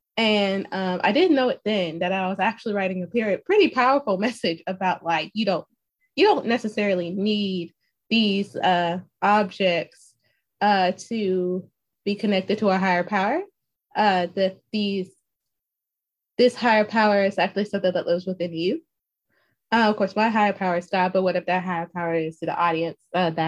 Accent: Alabama, United States; also born or lived in Waukegan, Illinois; So funny fact, I was born near Chicago in a city called Waukegan, Alabama, where I guess you can say it's like a nearby suburb. I left when I was five. So I like to say that I'm a full bred Southerner because I only spent 5 years up north in Chi-Town.

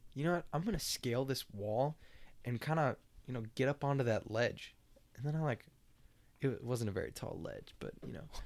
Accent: Lawrence, Kansas, United States; I was born and raised in Lawrence

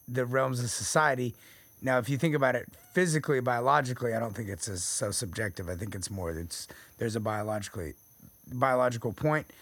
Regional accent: Texas, United States; I'm from Texas

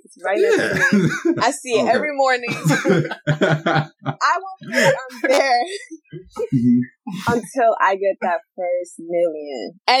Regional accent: Florida, United States; I'm from Florida. I live in Jacksonville.

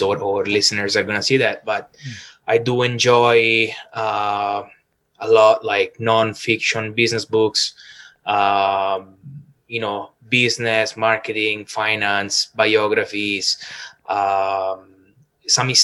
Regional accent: Rome, Lazio, Italy; English is a second language; moved away as an adult; also born or lived in Toronto, Canada / Sydney, Australia; now in Vancouver, Canada; probably from my accent, you can hear that I am originally from Rome

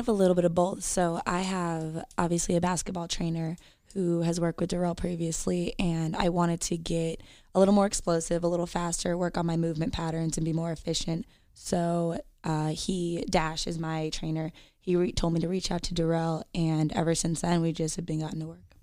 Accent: United States; I am a Jewish American

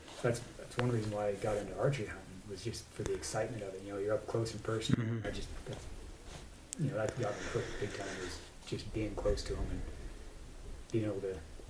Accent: Idaho, United States; I moved to Idaho when I was like 3 or something, born there. But raised in Idaho.

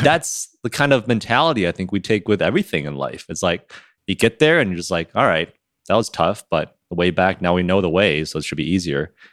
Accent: Michigan, United States; moved away; I'm from Michigan

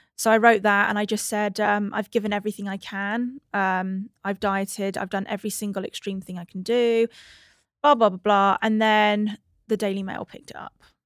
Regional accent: England–Wales border, United Kingdom; I was born on the cusp of England and Wales

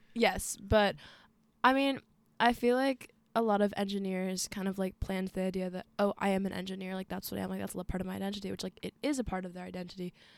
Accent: Arlington, Virginia, United States; I'm from Arlington, Virginia. two two two oh two

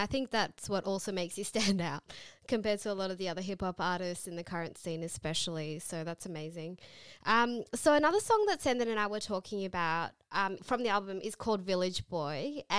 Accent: Blacktown, New South Wales, Australia; I grew up in Western Sydney in Blacktown

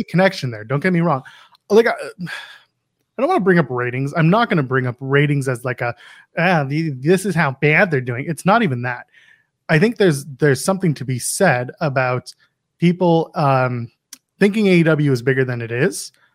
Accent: Canada; As a Canadian

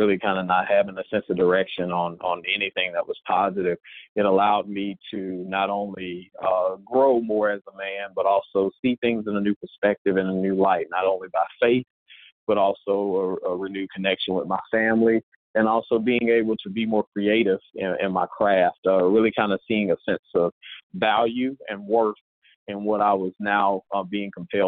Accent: Mississippi, United States; I am originally from Mississippi

